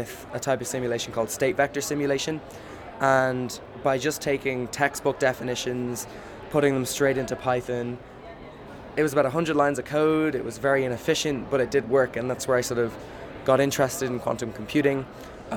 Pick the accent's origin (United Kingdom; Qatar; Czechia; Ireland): Ireland; I'm from Ireland